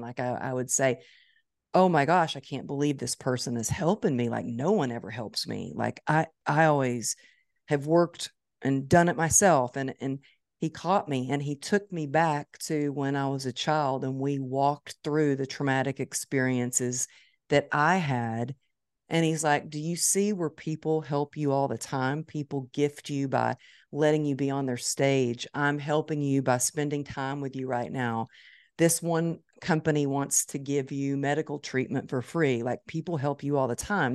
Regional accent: Dallas, Texas, United States; It's my hometown

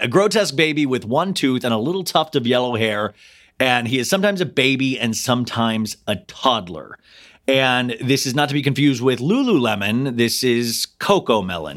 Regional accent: Olathe, Kansas, United States; I grew up in Olathe, Kansas

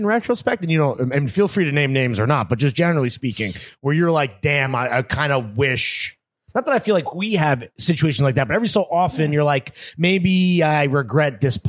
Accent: Bergen County, New Jersey, United States; moved away; I'm from Bergen County originally.

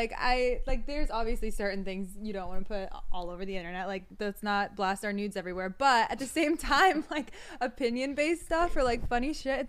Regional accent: Florida, United States; now in California, United States; I'm from Florida, it's so fucking humid.

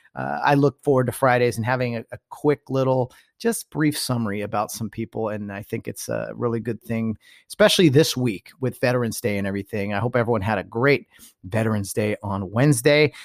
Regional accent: Southern California, United States; I'm from Southern California.

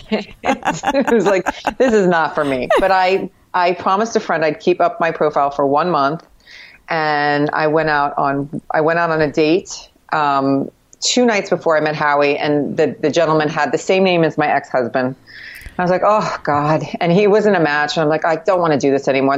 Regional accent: Miami, Florida, United States; now in New York City, United States; when I grew up in Miami

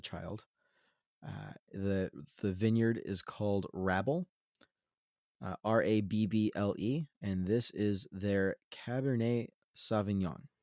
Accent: Central Coast, California, United States; I grew up in Central Coast, California

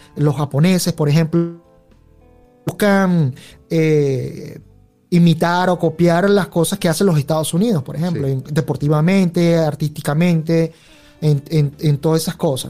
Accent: Venezuela; yo me crié muy a lo venezolano

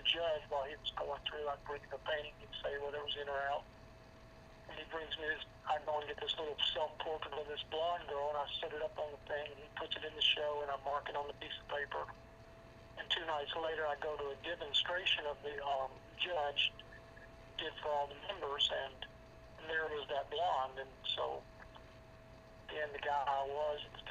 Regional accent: Nashville, Tennessee, United States; also born or lived in New York; I was born in Nashville

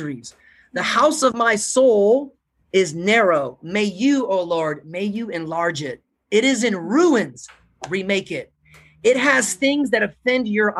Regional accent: United States; I'm American

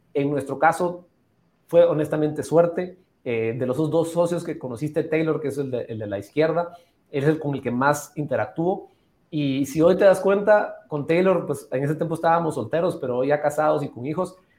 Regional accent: Antigua Guatemala, Sacatepéquez, Guatemala; also born or lived in Atlanta, Georgia; Yo habiendo nacido y crecido en Antigua Guatemala

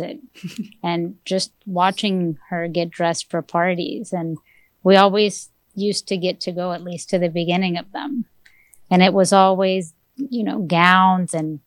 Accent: Mexico City, Mexico; also born or lived in Texas; I'm originally from Mexico City. I grew up in Mexico with a family from all over the place

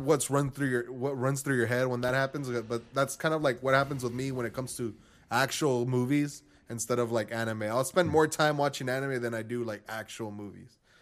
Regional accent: Texas, United States; I'm from Texas

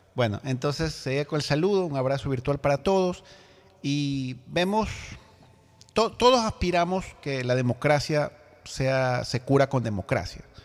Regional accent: Ecuador; como ecuatoriano, como compatriota

